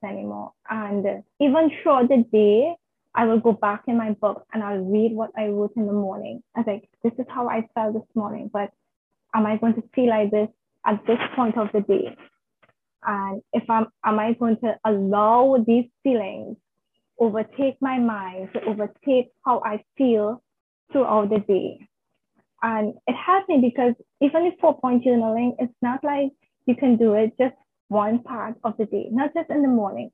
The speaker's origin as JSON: {"language": "English", "country": "Trinidad & Tobago", "said": "I'm from Trinidad and Tobago. It's in the Caribbean islands"}